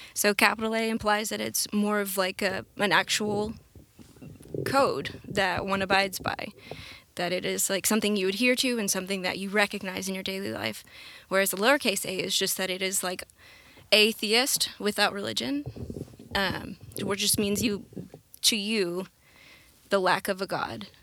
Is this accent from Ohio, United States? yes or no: no; Conway, Arkansas, United States; we grew up in the Methodist Church. Uh, my parents got divorced when I was pretty young, um, and so that kind of, un, it's, like, unsteadied the boat. My mom tried to keep us in the church, uh, the Methodist, First United here in Conway